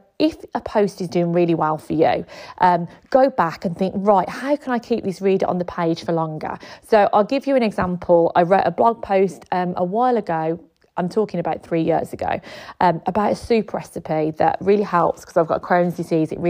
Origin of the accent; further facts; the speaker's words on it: Birmingham, West Midlands, United Kingdom; If you can't tell from my accent, I am from Birmingham.